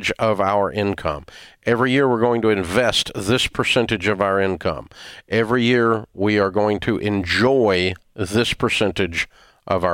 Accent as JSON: {"language": "English", "town": "Antioch", "region": "Tennessee", "country": "United States", "tie": "born or raised there", "said": "I'm a kid from Antioch, Tennessee"}